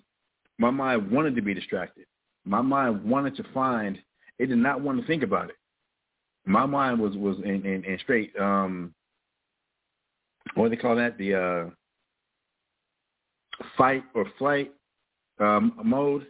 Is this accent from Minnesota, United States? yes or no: no; Albuquerque, New Mexico, United States; growing up in Northeast Heights of Albuquerque, New Mexico